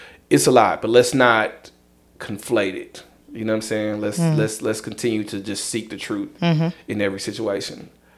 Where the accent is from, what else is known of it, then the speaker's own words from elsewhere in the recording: the South, United States; I'm from the South